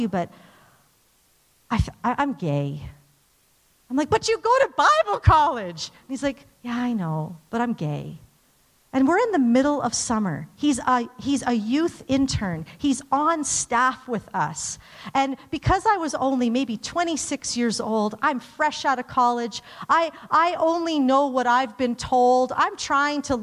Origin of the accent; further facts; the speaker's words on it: Calgary, Alberta, Canada; I grew up in Calgary, like, just very, you know, suburbia, church